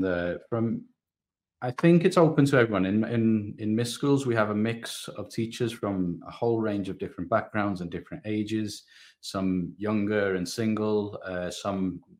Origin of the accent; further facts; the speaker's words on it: United Kingdom; moved away as an adult; now in Saudi Arabia; my background as a British, Pakistani, you know, Muslim, coming to Saudi Arabia